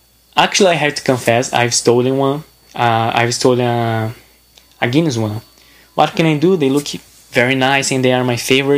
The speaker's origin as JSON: {"language": "English", "country": "Brazil", "also_born_or_lived": "Birmingham, England", "second_language": "English", "said": "from Brazil."}